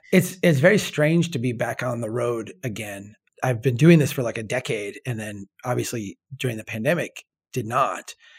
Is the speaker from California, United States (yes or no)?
no; Minnesota, United States; I am a Minnesotan